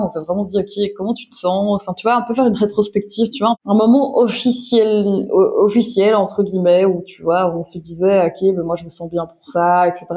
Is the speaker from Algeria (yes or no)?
no; Belgium; je suis belge, j'ai 33 ans.